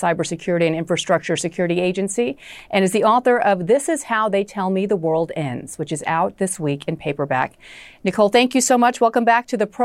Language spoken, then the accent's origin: English; Moldova; now in United States; as an American who was born in Moldova